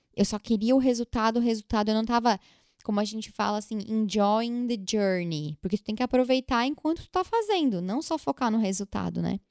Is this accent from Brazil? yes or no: yes; Brazil; moved away as an adult; now in New York, United States; quando a gente saiu do Brasil